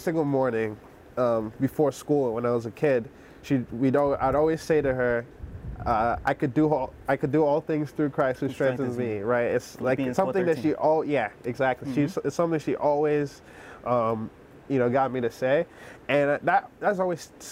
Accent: Nigeria; moved away; also born or lived in South Carolina / New Jersey; I grew up in Nigeria, I lived in South Carolina, then lived in Rutgers, Jersey

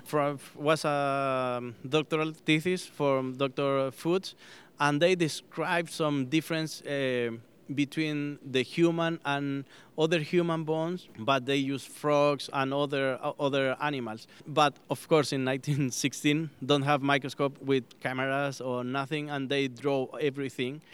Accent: Chile; moved away as an adult; I'm born in Chile. I grew up in Chile

